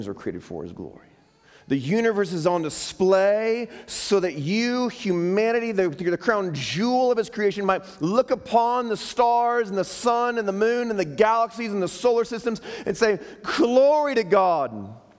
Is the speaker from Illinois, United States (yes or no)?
yes; Chicago, Illinois, United States; moved away; That's my hometown. That's where we moved here from